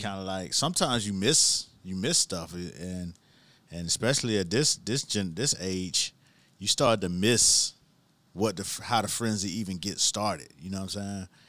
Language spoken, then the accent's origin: English; Miami, Florida, United States; growing up in Miami, you, you specifically knew when mango season was